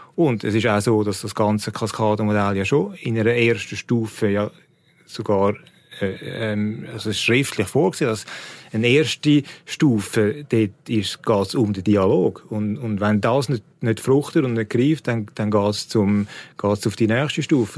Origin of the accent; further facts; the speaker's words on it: Switzerland; bei uns in der Schweiz